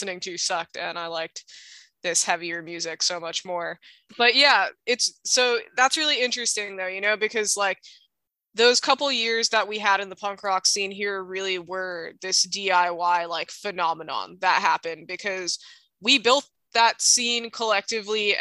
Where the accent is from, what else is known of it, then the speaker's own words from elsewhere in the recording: Hawaii, United States; growing up in Hawaii and growing up in the Hawaii punk rock scene